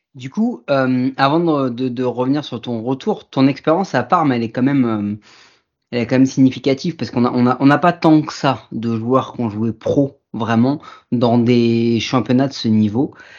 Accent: France; accent: très français; mon accent il est très très français

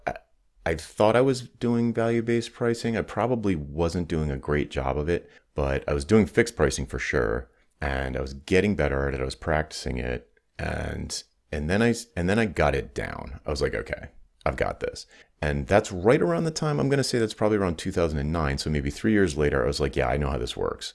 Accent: Rhode Island, United States; also born or lived in Atlanta, Georgia; after I moved from Atlanta to Rhode Island back home

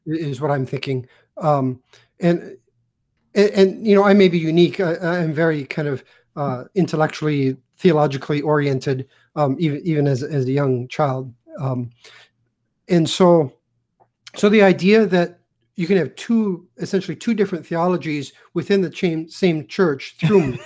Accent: Iowa, United States; I grew up in Iowa. I'm like a sixth generation Iowan

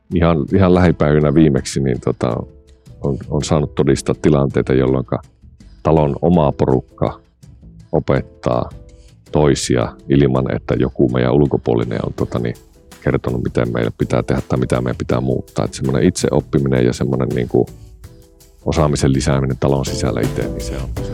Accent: Pihtipudas, Central Finland, Finland; also born or lived in Oulu; olen umpiputtaalainen, eli tota, niin olen syntynyt Pihtiputalle ja kasvanut

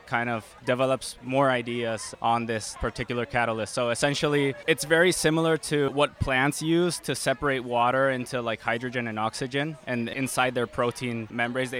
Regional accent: Mexico; moved away as an adult; now in Michigan, United States; I'm originally from Mexico.

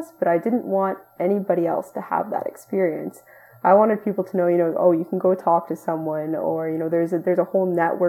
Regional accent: Ottawa, Ontario, Canada; I'm from Ottawa, Ontario, Canada

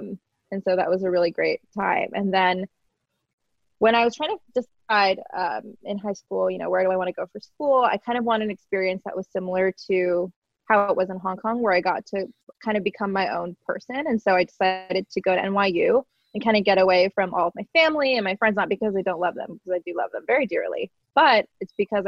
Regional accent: Boca Raton, Florida, United States; born there; So I was born in Boca Raton, Florida, and I was born into a really, really big family

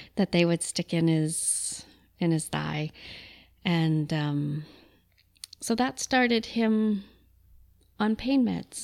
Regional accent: Calgary, Alberta, Canada; also born or lived in Manitoba; I was born in Manitoba, but grew up in Calgary. We came here when I was, I think, just a year old. Love Calgary. It's the only place I've ever lived.

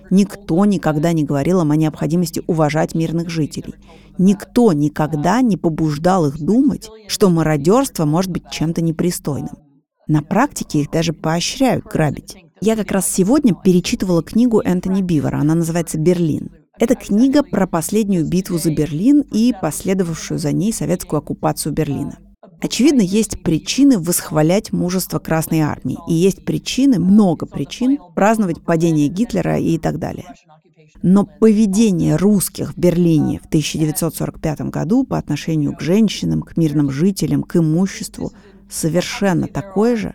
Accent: United States; moved away; also born or lived in Poland; Я ведь американка, которая провела значительную часть своей жизни в Польше.

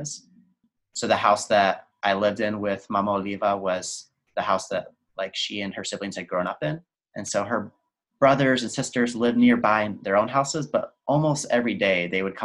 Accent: between San Antonio and Austin, Texas, United States; I grew up in Texas, right between San Antonio and Austin.

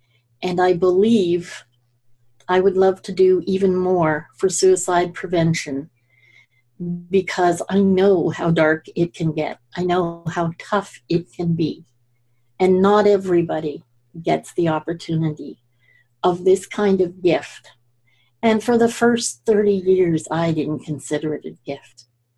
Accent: Scotland, United Kingdom; now in Canada; So I'm also Scottish, and we tend to name our homes. My family back in Scotland, a lot of them live in homes that don't really have addresses.

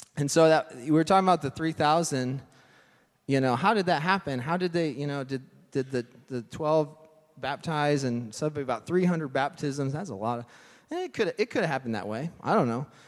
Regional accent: Colorado, United States; moved away; I'm from Colorado

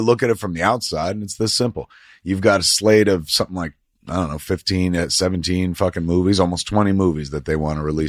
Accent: East Coast, United States; now in Hollywood, United States; We came from the East Coast, and then we worked real hard and climbed ladders, and now we live in Hollywood, the land of dreams.

